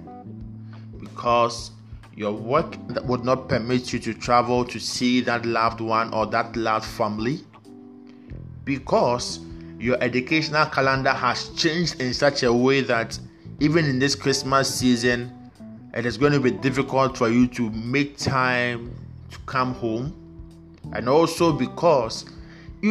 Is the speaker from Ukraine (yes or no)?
no; Ghana; from Ghana